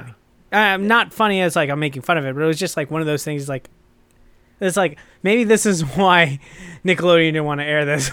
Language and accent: English; United States; I'm American